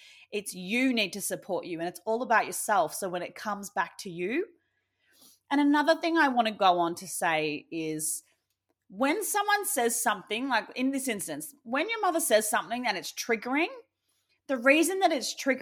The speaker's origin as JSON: {"language": "English", "country": "Australia", "said": "me being an Aussie"}